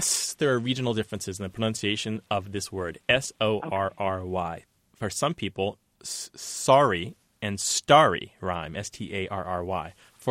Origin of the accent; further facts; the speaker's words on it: Missouri, United States; moved away; also born or lived in Brooklyn, New York; also from Missouri, my home state